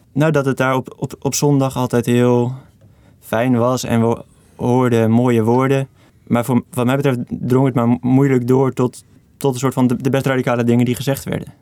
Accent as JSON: {"language": "Dutch", "town": "Veenendaal", "region": "Utrecht", "country": "Netherlands", "tie": "born or raised there", "said": "ben ik opgegroeid in Venendaal, Hartje Belt"}